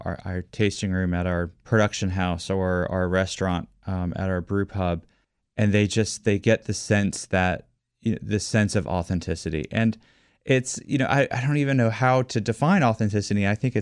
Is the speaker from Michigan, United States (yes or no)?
no; Washington, District of Columbia, United States; also born or lived in McLean, Virginia; I have been in love with my hometown forever. And one of the reasons why I love Washington, D.C. so much